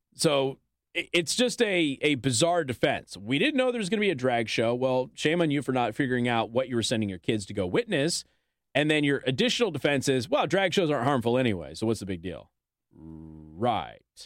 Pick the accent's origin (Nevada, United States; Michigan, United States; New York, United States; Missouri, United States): Nevada, United States; Las Vegas; I come from Las Vegas.